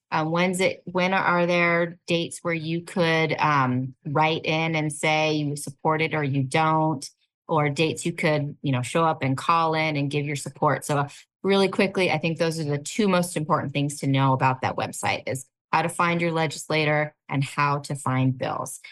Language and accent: English; California Bay Area, United States; I grew up in the California Bay Area